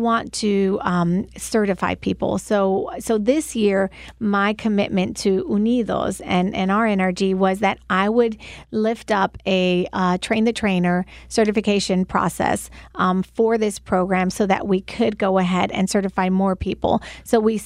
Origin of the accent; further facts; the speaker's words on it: Puerto Rico; first language English; moved away; also born or lived in New York, United States; I was born in New York and moved to Puerto Rico at the age of 8 and didn't speak any Spanish whatsoever.